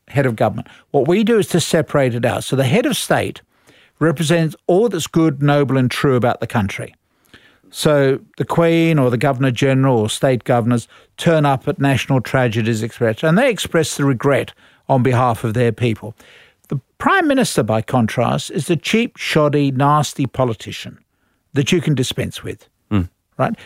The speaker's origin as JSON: {"language": "English", "country": "Australia", "said": "we are Australian"}